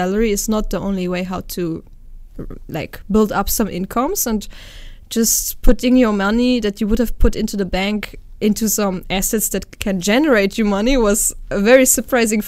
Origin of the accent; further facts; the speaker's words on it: Netherlands; I'm half German, half Romanian. I grew up in the Netherlands though